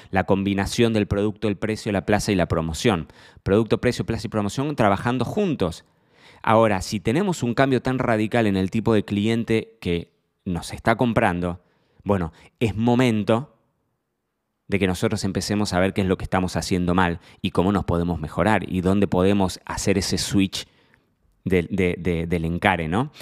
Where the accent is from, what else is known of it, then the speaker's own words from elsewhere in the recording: Argentina; now in Marbella, Spain; Soy argentino, pero vivo en Marbella.